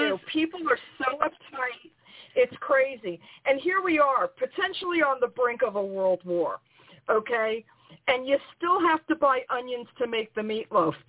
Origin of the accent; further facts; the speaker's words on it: New York, United States; as a New Yorker